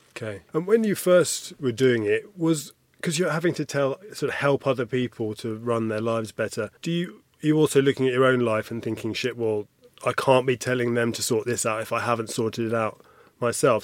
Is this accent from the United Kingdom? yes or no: yes; United Kingdom; I'm, I'm British